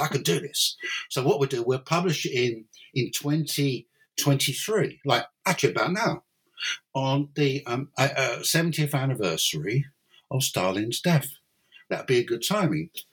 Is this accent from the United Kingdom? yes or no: yes; London, United Kingdom; moved away as an adult; now in Cork, Ireland; I, I was I, am from London